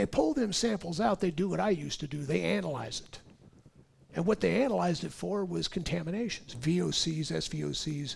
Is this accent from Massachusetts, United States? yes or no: no; California, United States; I'm being born and raised in California